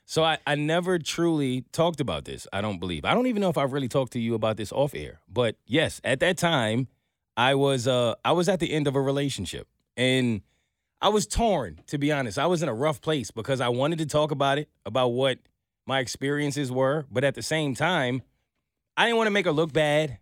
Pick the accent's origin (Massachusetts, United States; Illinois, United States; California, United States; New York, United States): New York, United States; I'm a New Yorker